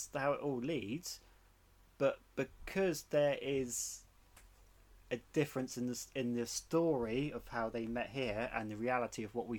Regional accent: Dorset, South West England, United Kingdom; I'm from Dorset.

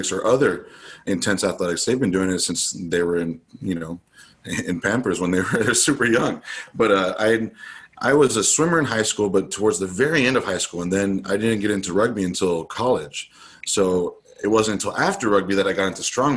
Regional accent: United States; as an American athlete

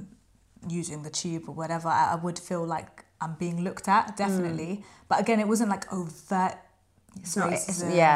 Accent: London, United Kingdom; I grew up in London, I have a London mentality

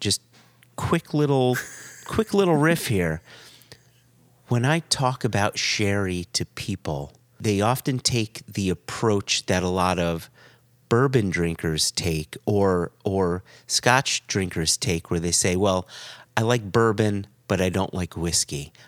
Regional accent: United States; As an American

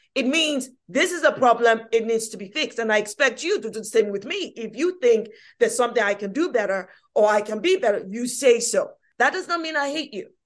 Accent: London, United Kingdom; I was born in this country, East London, Hackney, no less, yes, brilliant, Hackney.

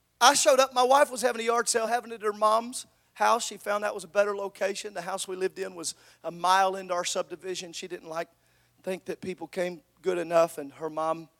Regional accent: Southern Illinois, United States; I grew up in Southern Illinois.

